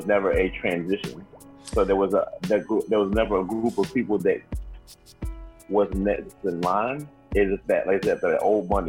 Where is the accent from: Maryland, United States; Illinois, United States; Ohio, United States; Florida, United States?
Ohio, United States; I'm from Ohio.